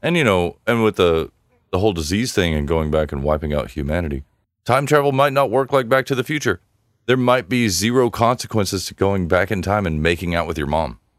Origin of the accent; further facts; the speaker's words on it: Longview, Texas, United States; my hometown of Longview